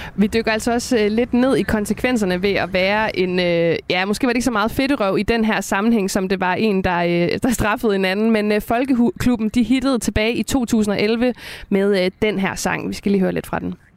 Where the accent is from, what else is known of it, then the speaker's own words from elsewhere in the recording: West Jutland, Denmark; jeg er selv fra Vestjylland